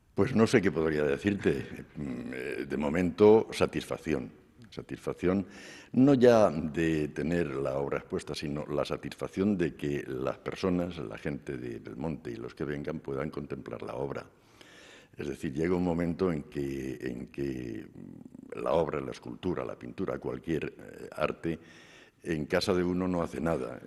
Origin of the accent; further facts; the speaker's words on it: Belmonte, Castilla-La Mancha, Spain; also born or lived in La Peraleja / Madrid; now in Murcia, Spain; regresamos a Belmonte y aquí pasé mi infancia